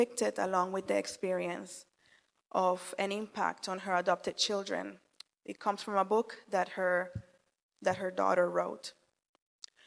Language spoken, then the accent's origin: English; Puerto Rico; moved away; I was born and raised in the Caribbean island of Puerto Rico